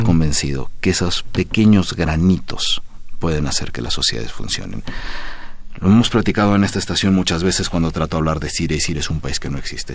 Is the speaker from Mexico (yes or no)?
yes; Mexico; also born or lived in Syria; mi otro país, del que soy mitad sirio, mitad mexicana